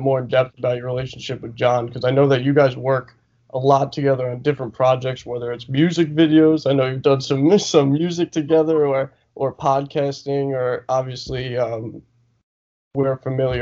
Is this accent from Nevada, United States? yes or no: no; Long Island, New York, United States; I'm from Long Island